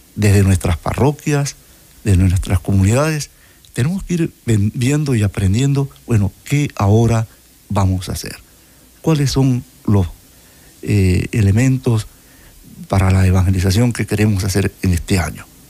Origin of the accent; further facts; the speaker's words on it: Panama; Soy panameño